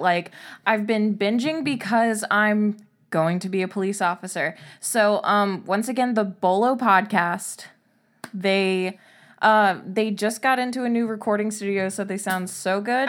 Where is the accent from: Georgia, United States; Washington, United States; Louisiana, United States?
Louisiana, United States; Covington; I grew up near Covington, Louisiana